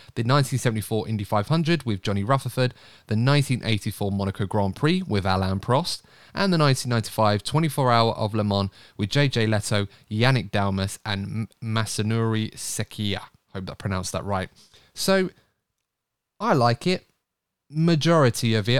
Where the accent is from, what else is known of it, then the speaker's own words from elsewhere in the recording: United Kingdom; British people.